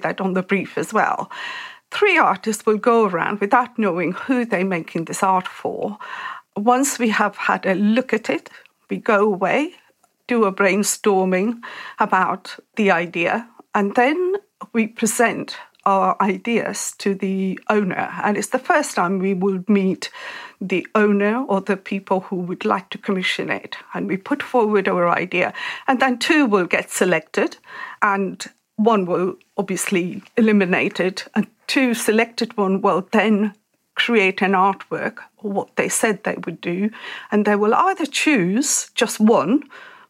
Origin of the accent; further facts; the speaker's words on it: India; moved away as an adult; I grew up in India